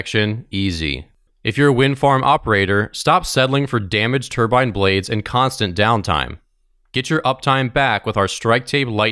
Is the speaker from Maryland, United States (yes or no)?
yes; Maryland, United States; moved away as an adult; now in Washington, D.C., United States; I grew up in Maryland, an hour north, so it was always humid and hot in the summer.